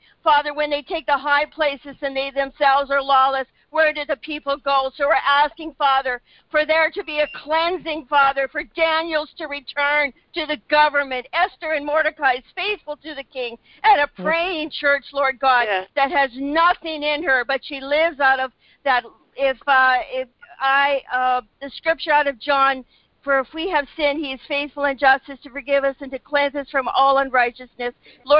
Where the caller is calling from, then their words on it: Canada; So, Father, I believe this today for America. I'm praying from Canada.